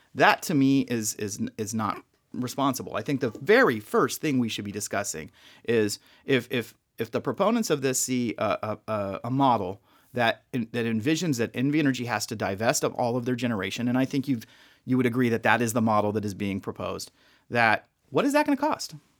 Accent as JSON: {"language": "English", "town": "Las Vegas", "region": "Nevada", "country": "United States", "tie": "born or raised there", "said": "born and raised in Vegas"}